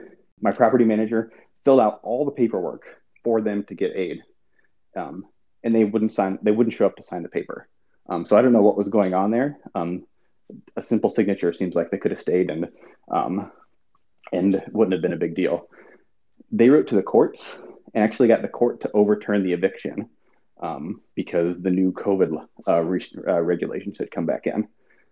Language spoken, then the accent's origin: English; Madison, Wisconsin, United States; I'm from Madison, Wisconsin.